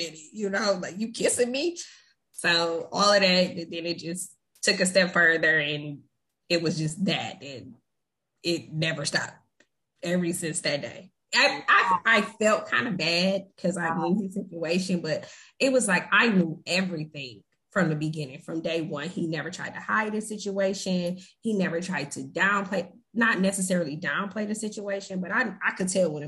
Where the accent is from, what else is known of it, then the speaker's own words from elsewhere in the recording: Flint, Michigan, United States; I'm from Michigan. I'm from Flint.